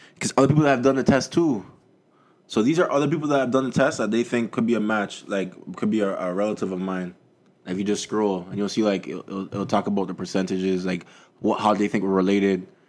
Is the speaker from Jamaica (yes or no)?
yes; Jamaica; I'm Jamaican